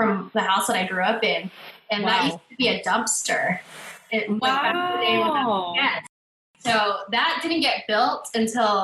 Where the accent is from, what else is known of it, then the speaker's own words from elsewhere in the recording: West Covina, California, United States; I was born and raised in California